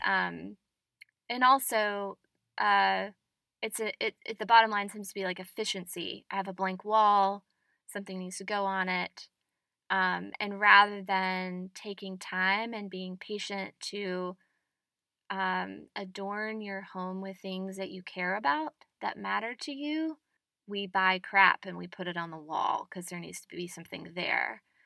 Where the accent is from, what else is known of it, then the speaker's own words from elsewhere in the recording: the South, United States; as a Southerner